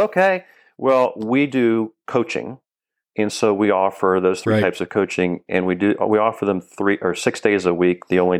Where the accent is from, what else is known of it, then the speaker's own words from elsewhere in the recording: Florida, United States; Florida. I'm a native Floridian. I have lived elsewhere, but I keep coming back, and this is home.